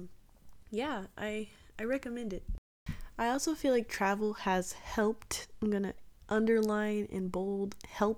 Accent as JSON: {"language": "English", "town": "Atlanta", "region": "Georgia", "country": "United States", "tie": "born or raised there", "said": "I grew up in Atlanta"}